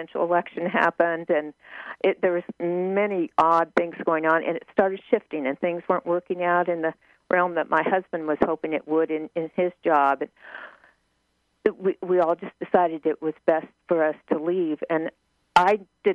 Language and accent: English; Midwest, United States; moved away as an adult; also born or lived in New York; I was from the Midwest